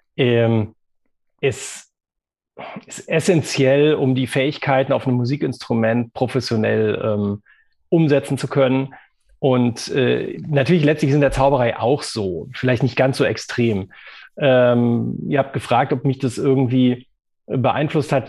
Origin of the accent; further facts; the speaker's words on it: Bonn, North Rhine-Westphalia, Germany; bin ich ja auch äh, gebürtiger Bonner